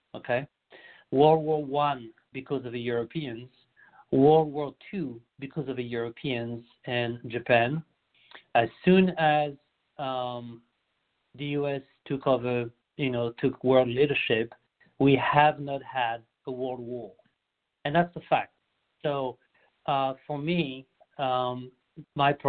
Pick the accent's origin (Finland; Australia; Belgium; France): France; moved away as an adult; now in United States; I'm born and raised in France